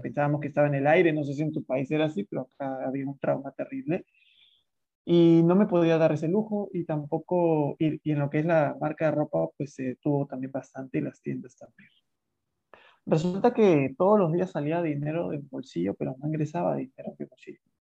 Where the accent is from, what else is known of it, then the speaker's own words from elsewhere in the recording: Lima, Peru; soy de Lima, Perú